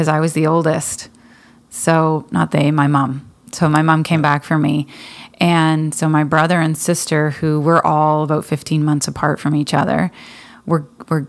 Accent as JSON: {"language": "English", "town": "Petawawa", "region": "Ontario", "country": "Canada", "tie": "born or raised there", "said": "I was born in Petawawa"}